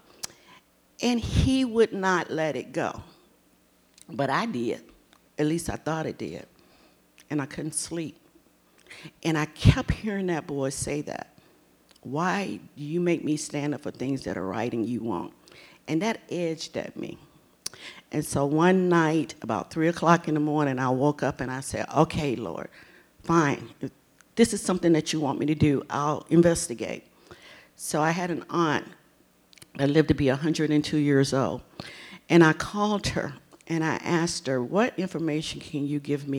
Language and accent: English; Virginia Beach, Virginia, United States; I was born in Virginia Beach, Virginia. And I was born during the time where we were segregated as far as school was concerned. I went to an all-black school.